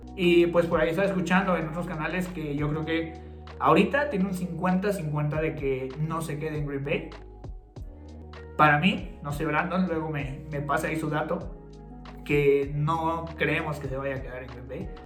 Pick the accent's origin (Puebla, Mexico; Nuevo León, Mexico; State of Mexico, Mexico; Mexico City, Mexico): State of Mexico, Mexico; Toluca; somos de Toluca